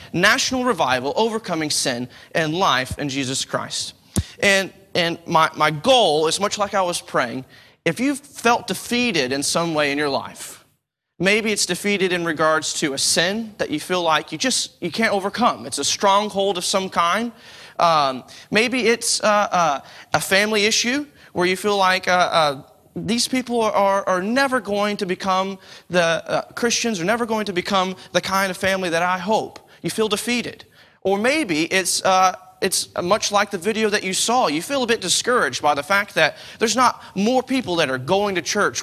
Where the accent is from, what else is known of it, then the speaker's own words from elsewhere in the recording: Texas, United States; now in United Kingdom; I'm from the States